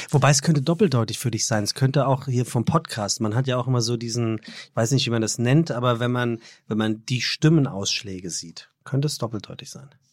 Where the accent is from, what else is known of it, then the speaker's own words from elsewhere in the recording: Frankfurt am Main, Hesse, Germany; als Frankfurter